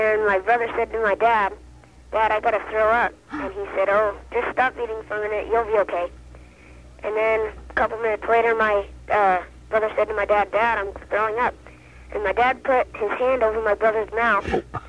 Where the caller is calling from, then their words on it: Phoenix, Arizona, United States